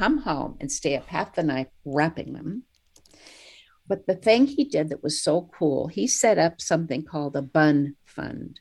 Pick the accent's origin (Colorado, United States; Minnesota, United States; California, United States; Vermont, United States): California, United States; San Francisco; I was born in San Francisco.